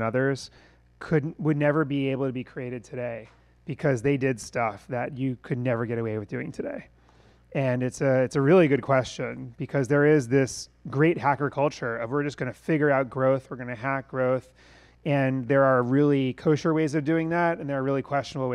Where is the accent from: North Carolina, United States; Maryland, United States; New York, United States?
New York, United States; we're from New York